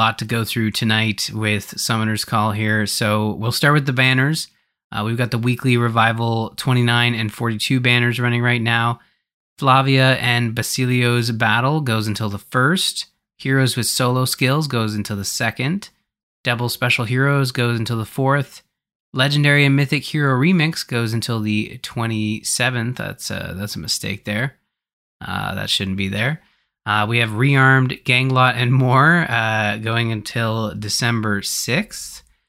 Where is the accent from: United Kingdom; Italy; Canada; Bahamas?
Canada; Oh, that's right. Yes, I, well, being Canadian.